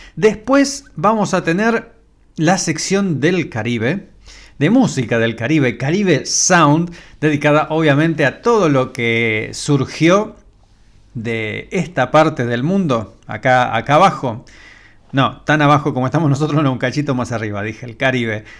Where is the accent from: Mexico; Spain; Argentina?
Argentina